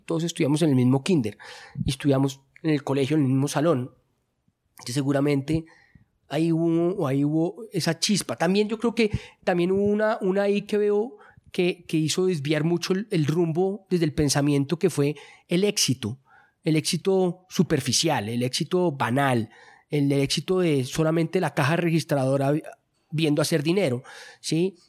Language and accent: Spanish; Colombia; mi cultura en la que yo crecí, que es acá en Colombia